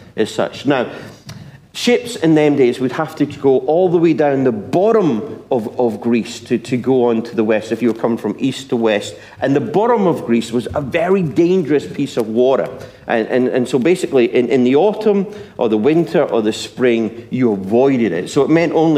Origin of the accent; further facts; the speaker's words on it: Scotland, United Kingdom; now in England; I'm Scottish